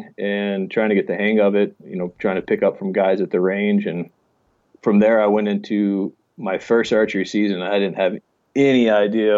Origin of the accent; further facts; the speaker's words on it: Steamboat Springs, Colorado, United States; I grew up in Steamboat Springs, Colorado